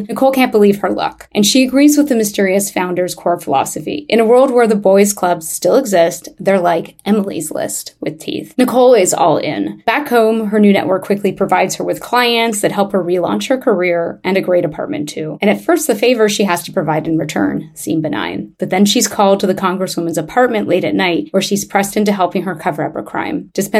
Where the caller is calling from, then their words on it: Montreal, Quebec, Canada; I'm calling from Montreal, Canada